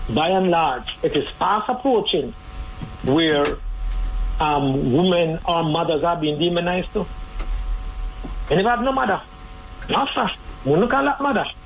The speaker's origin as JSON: {"language": "English", "country": "Jamaica", "said": "as a Jamaican society"}